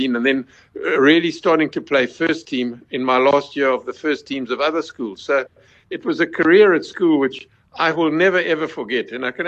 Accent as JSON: {"language": "English", "town": "Chingola", "region": "Copperbelt Province", "country": "Zambia", "tie": "born there", "also_born_or_lived": "Bulawayo", "said": "I was born in Chingola, then came down to the Bulawayo, because my father was a surveyor on the mines."}